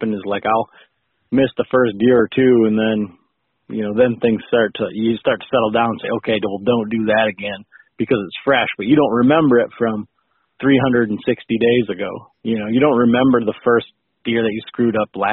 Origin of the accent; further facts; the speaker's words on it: West Michigan, United States; I'm from West Michigan, born and raised